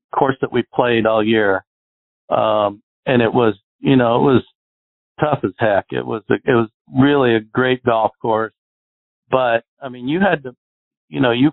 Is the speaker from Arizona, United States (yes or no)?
yes; Arizona, United States; I grew up in Arizona